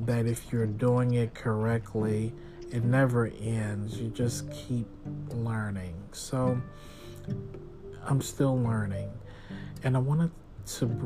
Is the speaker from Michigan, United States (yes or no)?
no; Texas, United States; I'm from Texas.